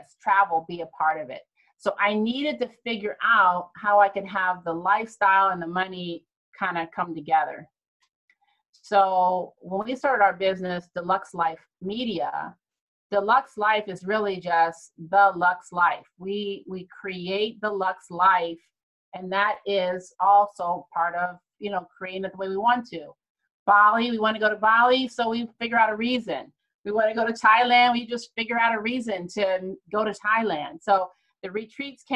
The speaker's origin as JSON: {"language": "English", "region": "Ohio", "country": "United States", "tie": "born or raised there", "moved": "yes", "said": "I'm from Ohio"}